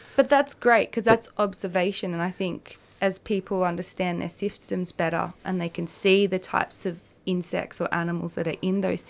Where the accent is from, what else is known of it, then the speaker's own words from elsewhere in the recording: Gippsland, Victoria, Australia; I grew up in in Gippsland